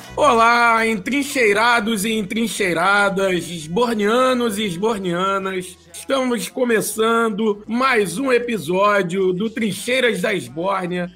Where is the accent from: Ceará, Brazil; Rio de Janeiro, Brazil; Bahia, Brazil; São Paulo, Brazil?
Rio de Janeiro, Brazil; nós somos um, um podcast da Zona Oeste do Rio, de educadores da Zona Oeste, mais precisamente de Campo Grande